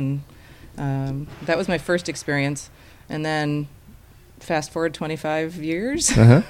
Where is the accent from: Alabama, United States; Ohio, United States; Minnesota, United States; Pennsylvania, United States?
Minnesota, United States; I grew up in Minnesota.